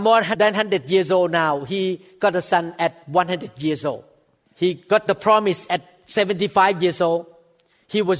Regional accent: Thailand; English is a second language; moved away as an adult; now in United States; a former Thai person like me. I was born in Thailand.

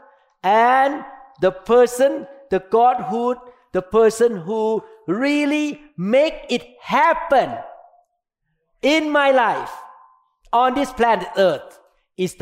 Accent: Thailand; English is a second language; moved away as an adult; now in United States

